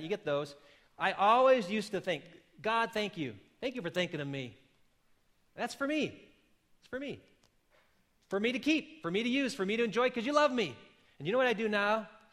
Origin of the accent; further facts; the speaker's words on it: Wisconsin, United States; moved away; I come from the land of yellow cheese and mellow breeze. And so you would think less of me if I would not stay true to my home state